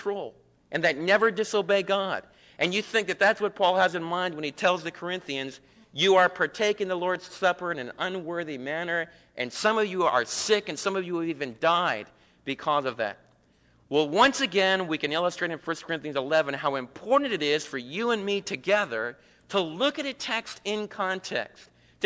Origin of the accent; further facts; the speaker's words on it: East Coast, United States; moved away; some of the people that I was raised with back in the East Coast